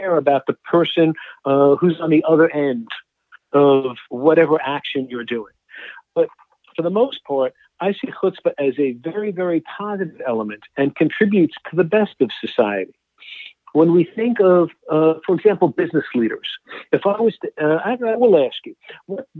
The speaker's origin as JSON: {"language": "English", "area": "New York, Washington, D.C.", "region": "East Coast", "country": "United States", "said": "I'm from the East Coast, so New York, Washington, D.C."}